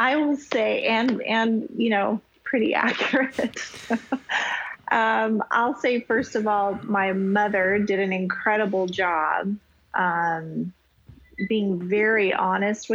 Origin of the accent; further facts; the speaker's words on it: Wyoming, United States; now in Hawaii, United States; I had an amazing experience in growing up in Wyoming